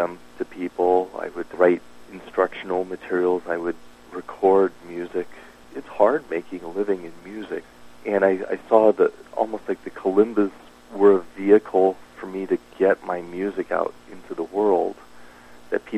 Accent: Dallas, Texas, United States; also born or lived in East Coast; now in Tucson, United States; I grew up in Dallas

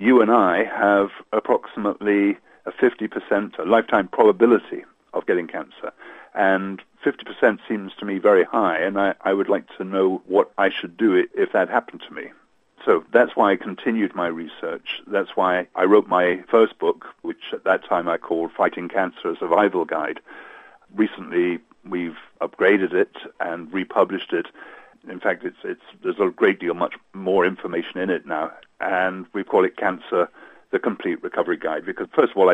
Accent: Hong Kong; moved away; I grew up in Hong Kong, and Hong Kong was my home for many, many years

